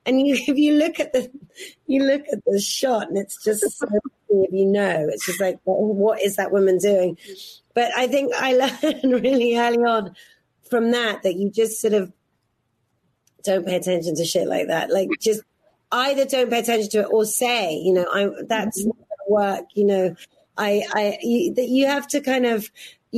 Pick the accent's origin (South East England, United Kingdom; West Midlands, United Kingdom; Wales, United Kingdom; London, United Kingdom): South East England, United Kingdom; Oxfordshire; moved away; I'm a girl from Oxfordshire